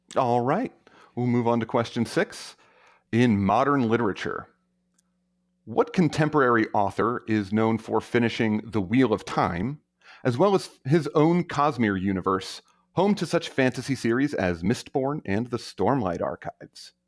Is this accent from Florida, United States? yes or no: no; Maryland, United States; moved away as an adult; also born or lived in South Carolina / Arkansas; now in Turlock, United States; I'm originally from Maryland